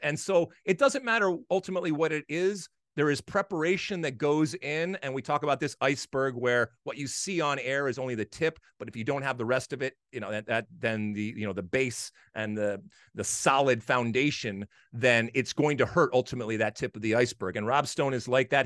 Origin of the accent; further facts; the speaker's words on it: Michigan, United States; I played a, a lot of hockey growing up in Michigan.